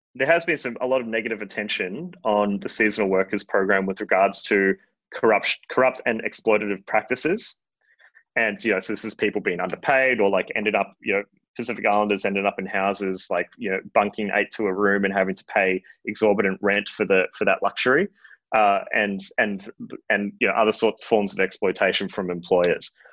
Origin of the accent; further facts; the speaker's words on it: Australia; as an Australian